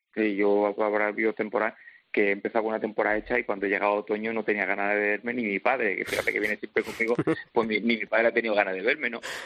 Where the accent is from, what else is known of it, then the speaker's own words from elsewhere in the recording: Linares, Andalusia, Spain; yo nací en Linares